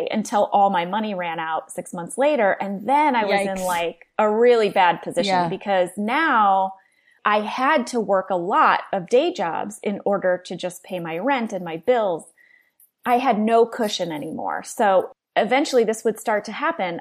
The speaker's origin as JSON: {"language": "English", "town": "St. Louis", "region": "Missouri", "country": "United States", "tie": "born or raised there", "said": "I grew up in St. Louis, Missouri."}